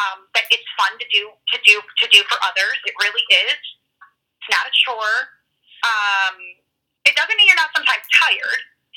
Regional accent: Illinois, United States; It'll be in my home state

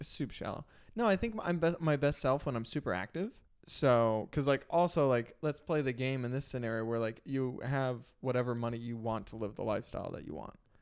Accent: Illinois, United States; I grew up in Illinois

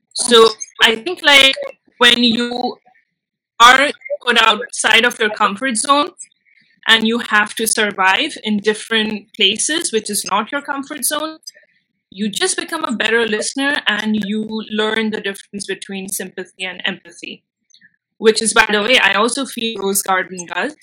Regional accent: India; first language Bengali; English is a second language; moved away; also born or lived in Mumbai; i do know bengali which is my mother tongue i know hindi i know english and when I moved back to India, I shifted from my hometown

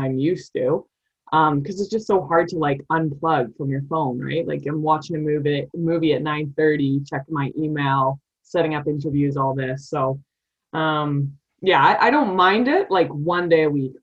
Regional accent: Calgary, Alberta, Canada; I'm from Calgary and we hosted the 88 Olympics and I was born in 89.

